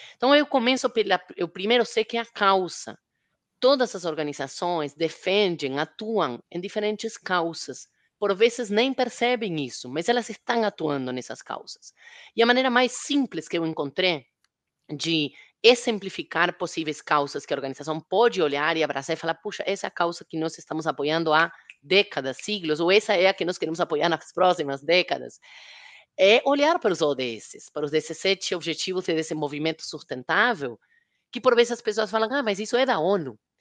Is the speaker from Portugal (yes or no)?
no; Argentina; now in Brazil; Na Argentina, de onde eu sou, ele é mais conhecido